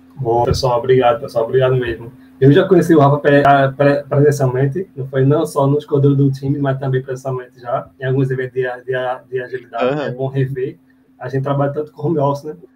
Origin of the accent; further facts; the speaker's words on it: Recife, Pernambuco, Brazil; sou de Recife, aqui Pernambuco. Meu sotaque já entrega